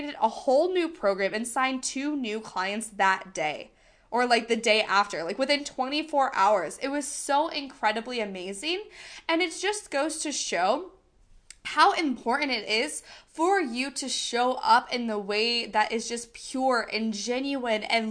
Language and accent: English; United States; accent: American; I am very much American. I have a very much American accent